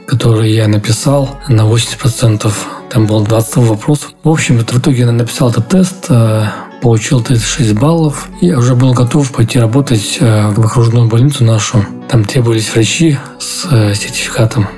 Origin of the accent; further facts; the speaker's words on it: Dagestan, Russia; moved away; на море поеду, в Дагестан. В родные края поеду